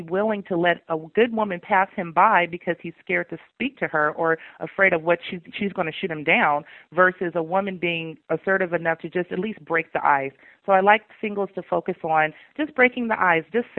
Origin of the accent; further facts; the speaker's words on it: the South, United States; I'm from the South